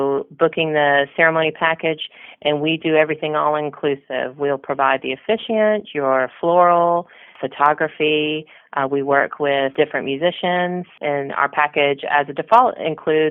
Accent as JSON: {"language": "English", "town": "Orlando", "region": "Florida", "country": "United States", "tie": "born or raised there", "also_born_or_lived": "London, United Kingdom", "moved": "as an adult", "said": "I grew up in Orlando"}